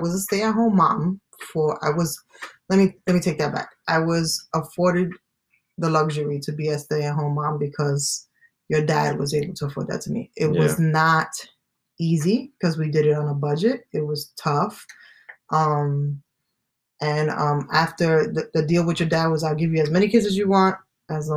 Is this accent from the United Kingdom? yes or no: no; New York City, New York, United States; I am originally from Staten Island, New York